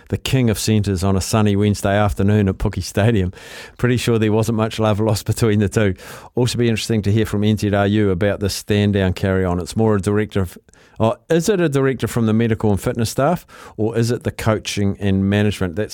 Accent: Auckland, New Zealand; now in Tauranga, New Zealand; I'm a Blues supporter. Although I live in Tauranga, I'm from Auckland.

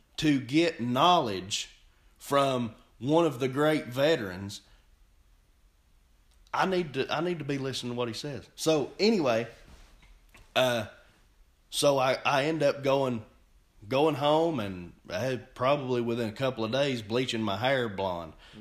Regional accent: Cleveland, Tennessee, United States; Where are you from? I said, Cleveland, Tennessee

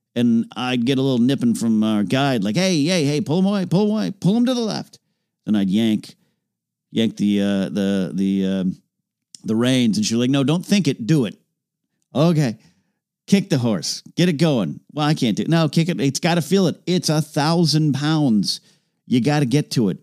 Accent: San Luis Obispo, California, United States; moved away as an adult; now in Los Angeles, United States; this place called Madonna Inn in my hometown

